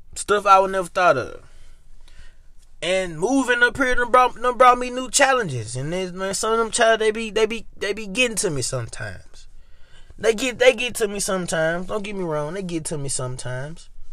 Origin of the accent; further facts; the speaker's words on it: Memphis, Tennessee, United States; moved away as an adult; now in Ohio, United States; I am from Memphis